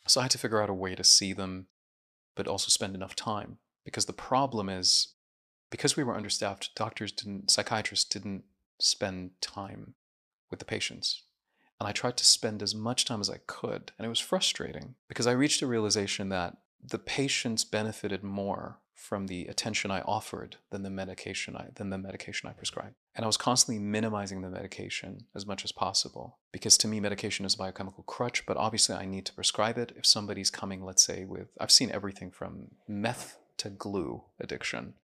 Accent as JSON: {"language": "English", "town": "Jeddah", "region": "Makkah Province", "country": "Saudi Arabia", "tie": "born or raised there", "also_born_or_lived": "Syria", "said": "all the way from kindergarten to medical school to working in an addiction hospital for seven years, everything was in Jeddah, Saudi Arabia"}